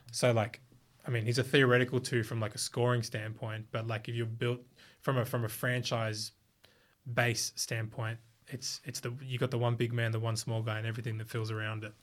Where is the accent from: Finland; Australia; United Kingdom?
Australia; in Australia, we've got two cities that are, like, huge